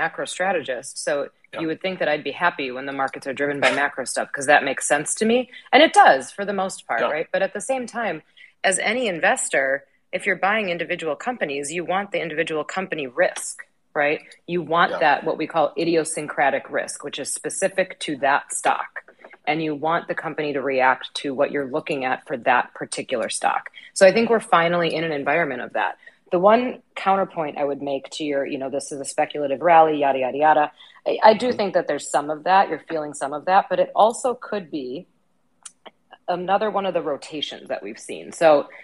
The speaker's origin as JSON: {"language": "English", "region": "Wisconsin", "country": "United States", "tie": "born or raised there", "said": "I grew up in Wisconsin."}